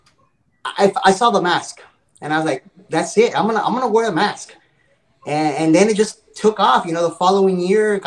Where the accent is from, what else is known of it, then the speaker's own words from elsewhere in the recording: Los Angeles, California, United States; moved away as an adult; now in Arizona, United States; I was originally from Hollywood. Then moved out here to Arizona 20 years ago